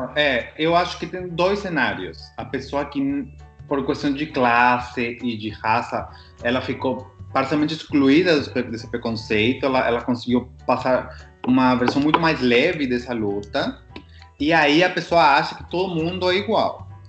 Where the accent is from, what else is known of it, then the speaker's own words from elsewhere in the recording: Peru; moved away; sou peruano